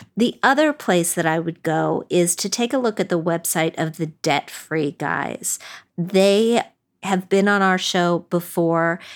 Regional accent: West Virginia, United States; I'm from West Virginia

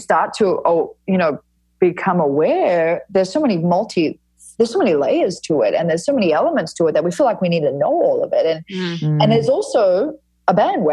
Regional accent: Fremantle, Western Australia, Australia; I grew up in Frio, which is like at Fremantle, which is an area of Western Australia that is pretty hippie

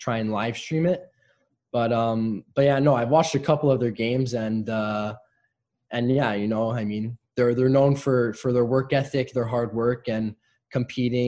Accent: Montreal, Quebec, Canada; my hometown team

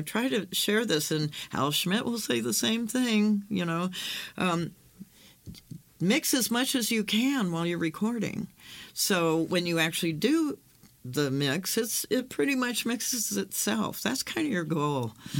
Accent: California, United States; I'm from California.

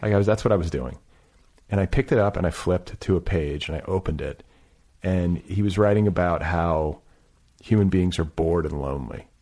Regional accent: Milwaukee, Wisconsin, United States; moved away as an adult; also born or lived in Midwest; I was raised in Milwaukee, and then I left, you know, I also moved around the Midwest, but then went west for college

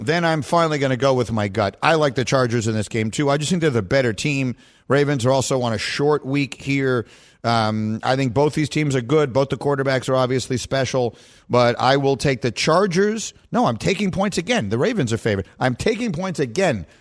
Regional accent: New York City, New York, United States; I grew up on Bleecker Street in LaGuardia Place

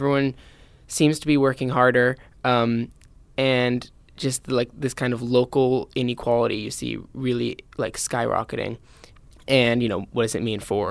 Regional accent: San Francisco, California, United States; I'm from San Francisco here

